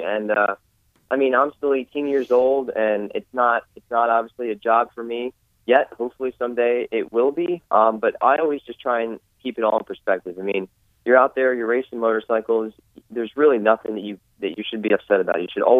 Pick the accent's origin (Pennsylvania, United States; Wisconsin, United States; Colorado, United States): Pennsylvania, United States; Oh, I'm from Pennsylvania.